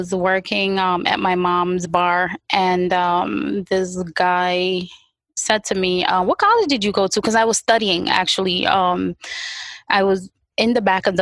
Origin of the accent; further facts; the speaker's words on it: New York City, New York, United States; also born or lived in Far Rockaway; growing up in the 90s, meaning the 90s Brooklyn, East 96, East 95, those places